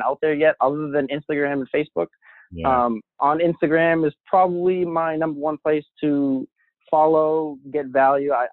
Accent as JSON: {"language": "English", "town": "Boston", "region": "Massachusetts", "country": "United States", "said": "I'm from Boston"}